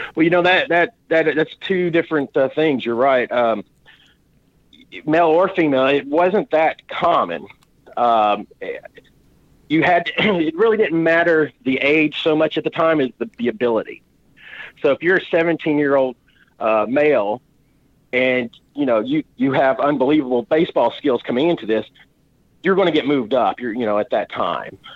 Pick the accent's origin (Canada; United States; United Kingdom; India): United States; Chattanooga, Tennessee; I was born in Chattanooga, and uh, I grew up watching the Lookouts, uh, actually in the same stadium